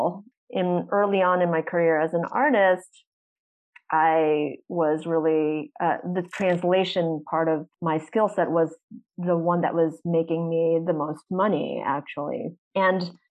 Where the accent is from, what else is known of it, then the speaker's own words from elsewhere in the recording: United States; my particular perspective as an American artist